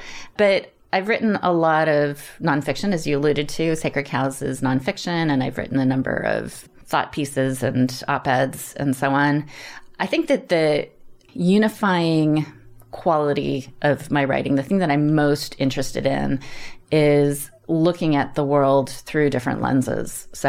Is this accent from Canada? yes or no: yes; Canada; I grew up in Canada. We moved around a lot. My dad worked for a chemical company.